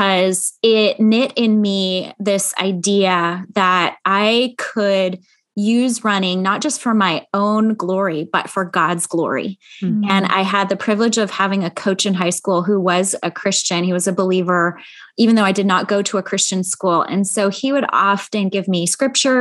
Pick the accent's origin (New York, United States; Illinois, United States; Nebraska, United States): Illinois, United States; Chicago; moved away as an adult; also born or lived in Grand Rapids, Michigan; now in Central California, United States; I actually grew up in the Midwest in Chicago